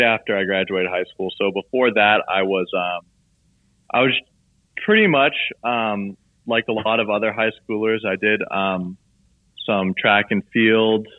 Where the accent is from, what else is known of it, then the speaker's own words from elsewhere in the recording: Southern Maine, United States; growing up in Southern Maine where it's just all outdoor activities.